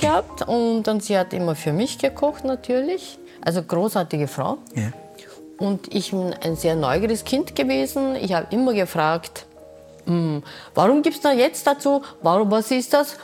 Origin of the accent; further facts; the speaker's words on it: Busan, South Korea; German is a second language; moved away as an adult; now in Vienna, Austria; Ich bin in Korea, in Busan geboren